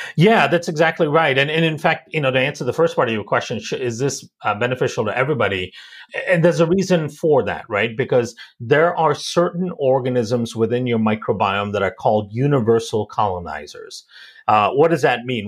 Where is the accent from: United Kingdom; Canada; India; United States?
India; I also was born and raised in India